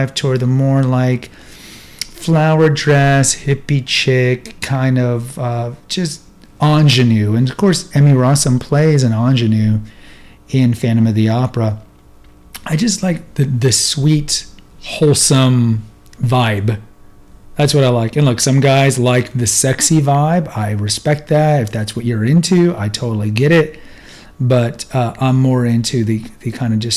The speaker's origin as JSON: {"language": "English", "town": "Houston", "region": "Texas", "country": "United States", "tie": "born or raised there", "said": "I grew up in Houston."}